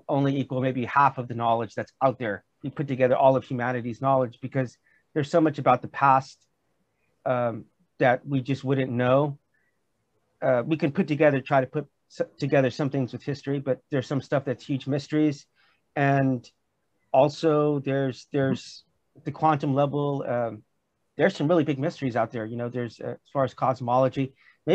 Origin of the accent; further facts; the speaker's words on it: California, United States; also born or lived in Missouri; I'm from California